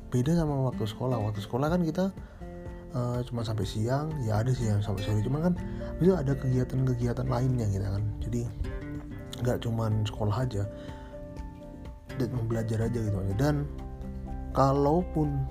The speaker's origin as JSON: {"language": "Indonesian", "town": "Banyuwangi", "region": "East Java", "country": "Indonesia", "said": "waktu saya, saya dari Banyuwangi SMA Malang habis itu lulus tahun 2010 itu ya untuk SMA SMK sih sebenarnya SMK terus lulus nah setelah lulus itu saya ke sidoarjo untuk kerja"}